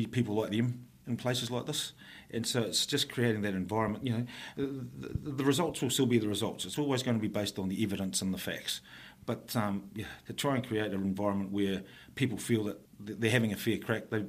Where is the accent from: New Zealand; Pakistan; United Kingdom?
New Zealand; Upper Hutt, Wellington; also born or lived in Auckland; I was born here in Lower Hutt, moved up to Upper Hutt when the Totara Park subsection first opened up.